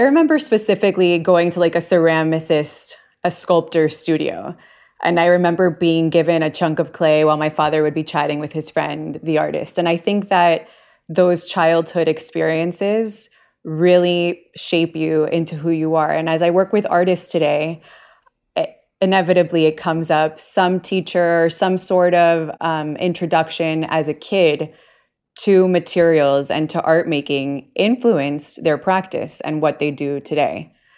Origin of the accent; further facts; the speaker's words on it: Puerto Rico; also born or lived in New York, United States / Bay Area, United States; now in Miami, United States; I was born in Puerto Rico